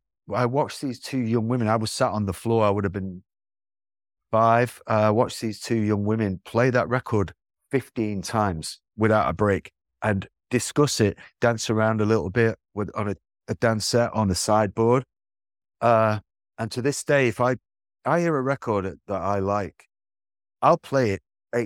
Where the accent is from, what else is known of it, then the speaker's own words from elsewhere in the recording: England, United Kingdom; growing up in England in the 60s and 70s, James Bond is an institution